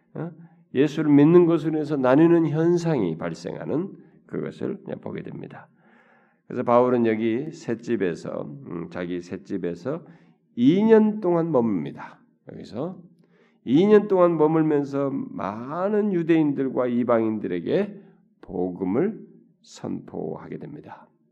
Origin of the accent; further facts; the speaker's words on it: South Korea; 한국 사람이라니까